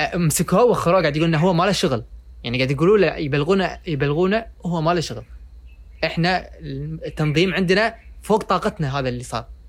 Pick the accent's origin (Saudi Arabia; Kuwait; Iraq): Kuwait; عندنا بالكويت